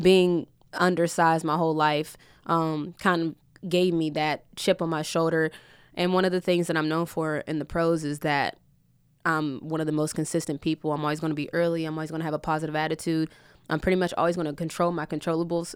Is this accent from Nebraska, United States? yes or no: no; West Virginia, United States; I'm from West Virginia, so it's small town